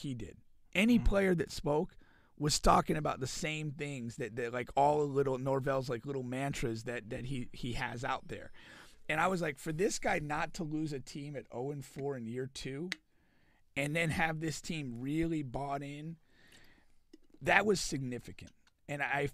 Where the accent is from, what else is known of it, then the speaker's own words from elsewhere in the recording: Connecticut, United States; moved away as an adult; now in Florida, United States; So I grew up in Connecticut, and I went to Florida State from Connecticut.